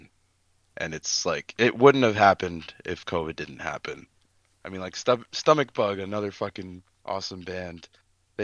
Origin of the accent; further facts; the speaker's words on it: Amherst, Massachusetts, United States; growing up in Amherst and just like being a nerdy kid, I just like researched the town I grew up